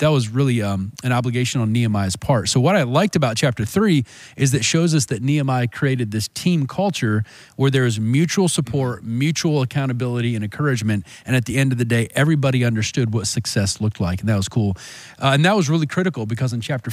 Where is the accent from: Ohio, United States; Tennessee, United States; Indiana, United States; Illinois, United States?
Indiana, United States; Fort Wayne; growing up in Fort Wayne, so I love the huge skyline buildings downtown